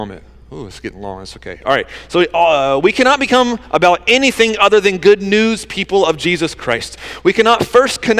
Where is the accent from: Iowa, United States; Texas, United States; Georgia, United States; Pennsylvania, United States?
Georgia, United States; moved away as an adult; also born or lived in New Jersey; I grew up in Georgia where like Southern hospitality kind of stuff